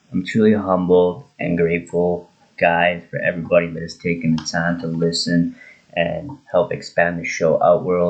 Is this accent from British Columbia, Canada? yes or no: no; Drayton Valley, Alberta, Canada; my local paper in Drayton Valley, my hometown